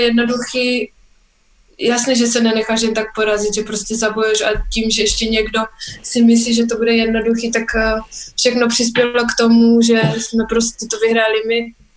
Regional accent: Czechia; jsme jako správní Češi

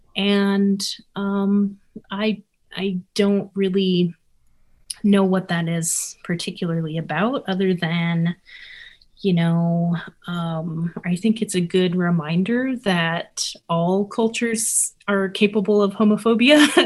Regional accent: Albuquerque, New Mexico, United States; also born or lived in Kansas; now in Erhard, Minnesota, United States; I was born in Kansas, but grew up in New Mexico.

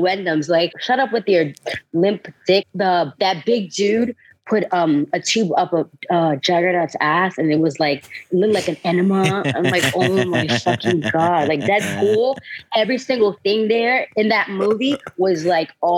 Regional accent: New York City, New York, United States; I was born and raised in Brooklyn, New York

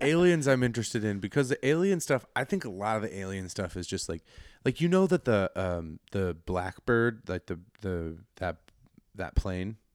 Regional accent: Colorado, United States; I'm from a small, safe little town in Colorado

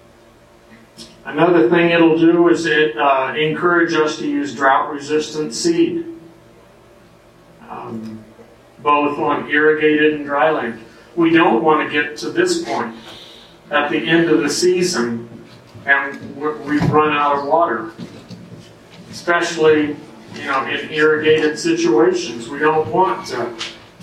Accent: United States; I'm an American male

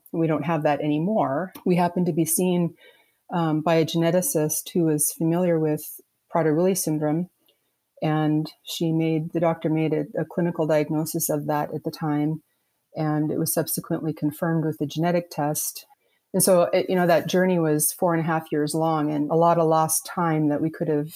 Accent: Dillingham, Alaska, United States; now in Anchorage, United States; I'm originally from Dillingham, Alaska

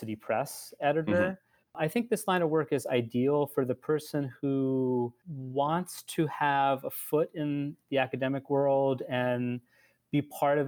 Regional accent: Long Island, New York, United States; also born or lived in Delaware; I grew up on Long Island

